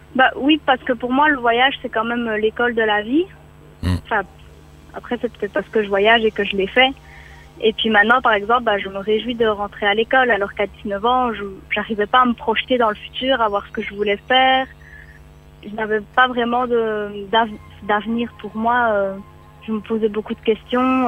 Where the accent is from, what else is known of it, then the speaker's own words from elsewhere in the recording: Belgium; moved away; en tant que Belge